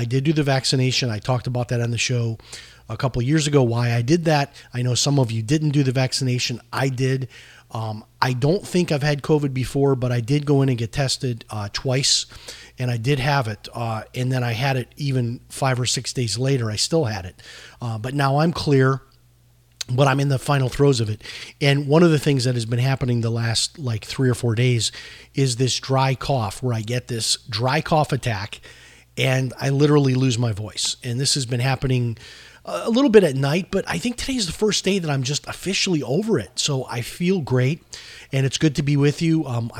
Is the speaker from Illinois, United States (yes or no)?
yes; Chicago, Illinois, United States; Lisa and I grew up together in Chicago.